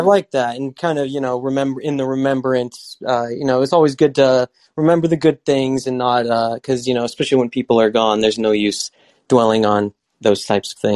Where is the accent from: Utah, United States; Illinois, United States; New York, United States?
Utah, United States; now in California, United States; I'm from Utah